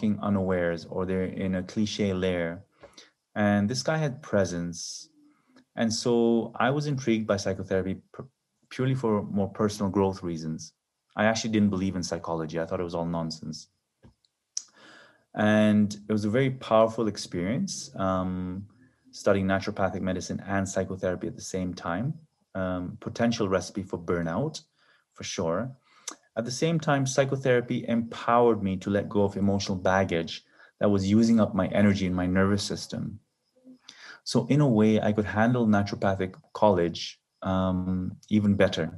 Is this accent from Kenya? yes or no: yes; Kenya; moved away; also born or lived in Canada / Silicon Valley; I grew up in Kenya